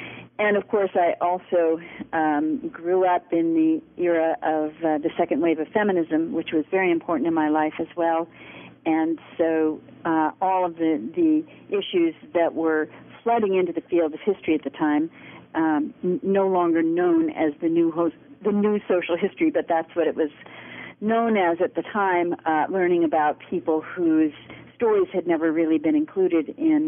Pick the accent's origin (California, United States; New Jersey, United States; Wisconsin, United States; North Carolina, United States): California, United States; Los Angeles; moved away as an adult; I was born and raised in Los Angeles, and went to school there through the public school system and the University of California system